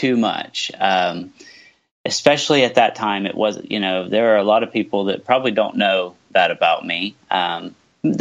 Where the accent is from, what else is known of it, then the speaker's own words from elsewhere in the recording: southeastern Ohio, United States; I'm from the United States, from southeastern Ohio. I live right on the river, the Ohio River, between Ohio and West Virginia